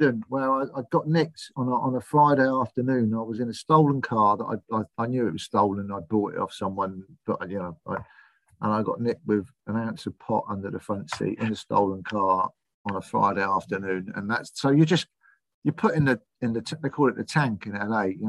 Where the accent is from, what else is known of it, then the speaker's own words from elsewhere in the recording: England, United Kingdom; I'm English